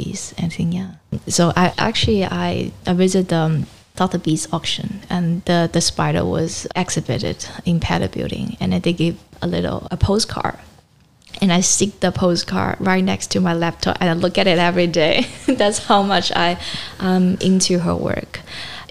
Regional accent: Shenzhen, Guangdong, China; now in Hong Kong; I grew up in Shenzhen

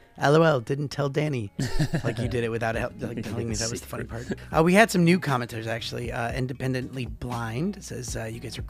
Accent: Detroit, Michigan, United States; now in Brisbane, Australia; I'm from Detroit

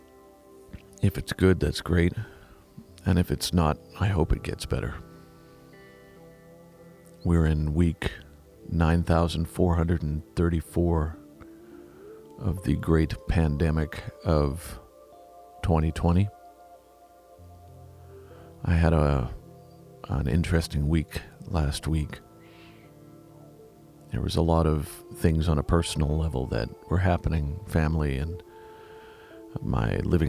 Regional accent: Vancouver, British Columbia, Canada; I was raised in Vancouver.

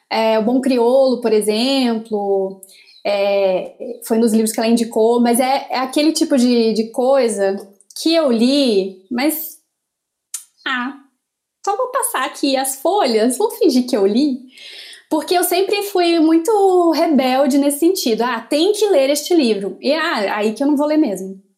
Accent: Amapá, Brazil; born there; Eu nasci na Mapá, que agora está completando não sei quantos dias praticamente sem luz, né?

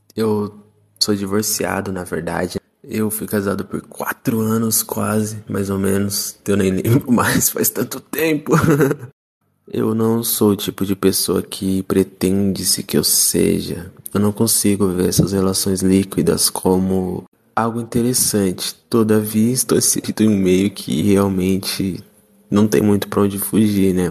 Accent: Sumaré, São Paulo, Brazil; also born or lived in Campinas; Eu sou da cidade de Sumaré, interior de São Paulo. É uma cidade bem pequena, conhecida como Cidade das Orquídeas, fica pertinho de Campinas, que é onde eu nasci.

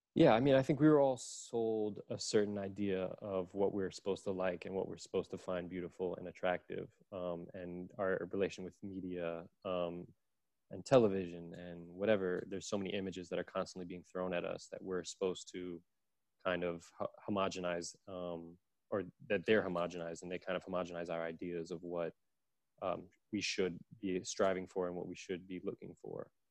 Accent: New York City, New York, United States; I grew up in Brooklyn

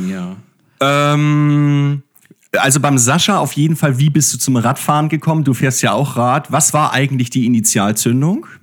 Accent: Hamburg, Germany; born there; Ich komme aus Hamburg gebürtig und habe Freunde in der Gemeinde gehabt, die Radsport gemacht haben.

